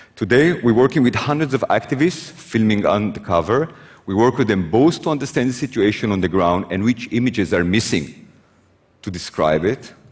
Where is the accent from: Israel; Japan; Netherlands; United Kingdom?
Israel; I was born in Israel